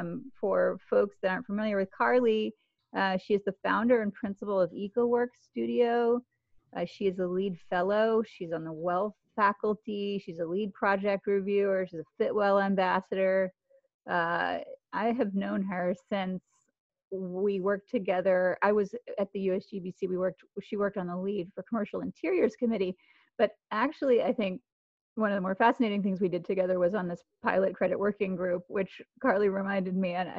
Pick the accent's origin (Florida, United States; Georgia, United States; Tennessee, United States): Georgia, United States; Atlanta; Yes, Atlanta, Georgia, my hometown.